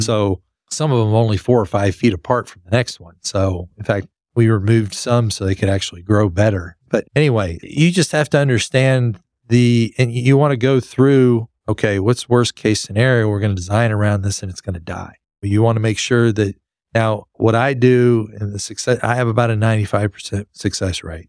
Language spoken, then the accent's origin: English; Lubbock, Texas, United States; I grew up in West Texas in Lubbock where there were minimal trees